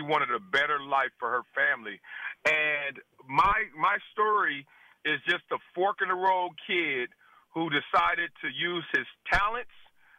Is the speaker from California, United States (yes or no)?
yes; Compton, California, United States; now in South Central, United States; In simple, I'm a guy from Compton whose mother and father wanted a better life for me.